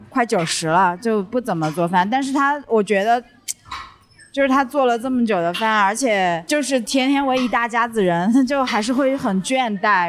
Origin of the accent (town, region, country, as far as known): Sichuan, China; born or raised there